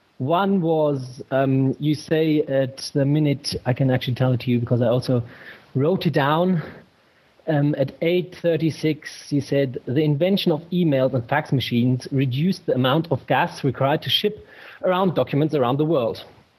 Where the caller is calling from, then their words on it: Germany; Yeah, so I'm calling from Germany. Hello from Germany.